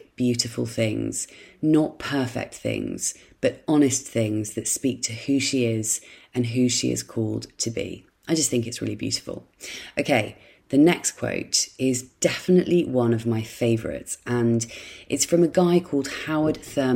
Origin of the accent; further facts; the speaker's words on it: Dorset, South West England, United Kingdom; in my childhood home, in the house where I grew up in Dorset.